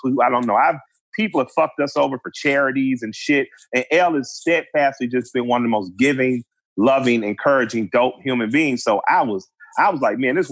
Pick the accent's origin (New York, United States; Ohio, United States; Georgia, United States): Georgia, United States; Atlanta; a black guy from Atlanta